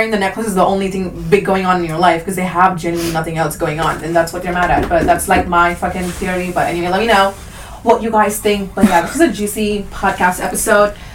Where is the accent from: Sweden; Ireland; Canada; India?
India; Like I think we're Indian, and I'm allowed to laugh at this.